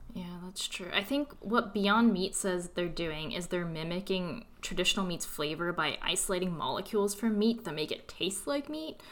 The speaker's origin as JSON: {"language": "English", "region": "California", "country": "United States", "also_born_or_lived": "New York", "moved": "as an adult", "said": "I'm originally from California, and I moved to New York for grad school"}